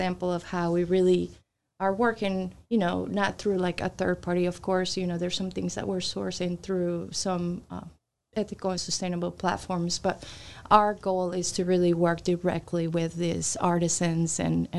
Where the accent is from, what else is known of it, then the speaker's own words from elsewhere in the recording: Colombia; moved away; I'm originally from Colombia